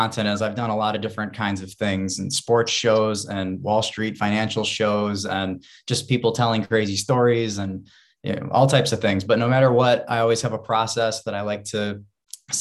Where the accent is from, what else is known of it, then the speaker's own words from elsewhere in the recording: Rochester, New York, United States; now in Buffalo, United States; I'm from Rochester, New York originally.